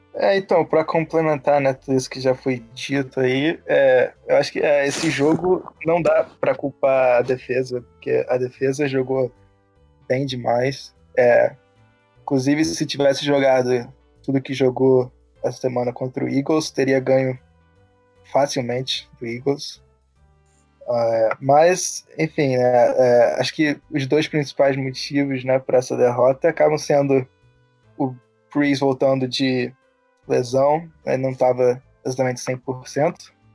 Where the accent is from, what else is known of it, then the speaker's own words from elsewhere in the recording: Rio de Janeiro, Brazil; moved away as an adult; now in Virginia, United States; eu sou do Rio, é, estudo